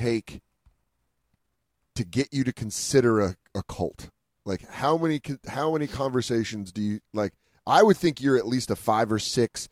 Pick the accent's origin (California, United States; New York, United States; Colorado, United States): Colorado, United States; I grew up in Colorado